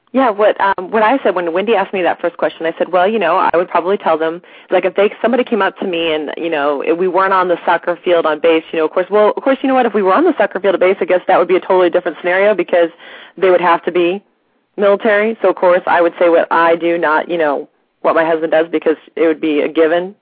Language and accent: English; St. Louis, Missouri, United States; moved away as an adult; now in East Coast, United States; we're originally from St. Louis, Missouri